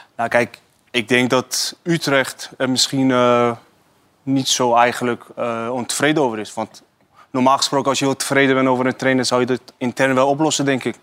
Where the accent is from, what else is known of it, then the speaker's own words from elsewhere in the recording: Iran; now in Netherlands; wij als Iraniërs